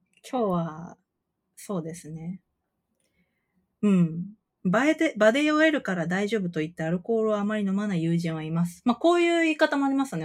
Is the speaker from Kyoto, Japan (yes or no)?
yes; Kyoto, Japan